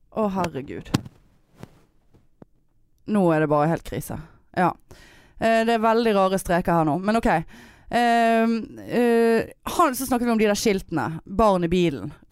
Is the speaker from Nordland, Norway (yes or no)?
no; Trøndelag, Norway; Jeg høres ikke, men Jeg er fra Trøndelag.